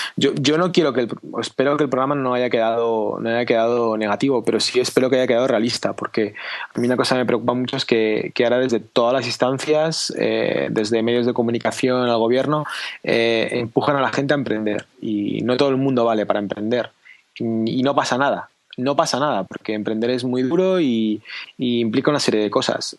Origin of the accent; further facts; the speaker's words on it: Spain; quiero que mi hija crezca en mi país